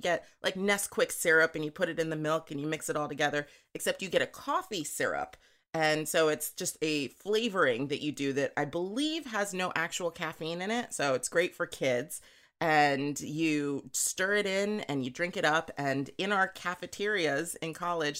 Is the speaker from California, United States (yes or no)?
yes; Los Angeles, California, United States; I am from Los Angeles, California, originally born and mostly raised